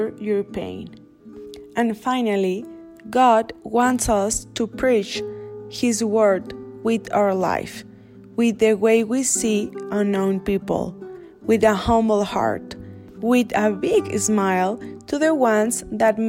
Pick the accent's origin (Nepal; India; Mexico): Mexico; I am from Mexico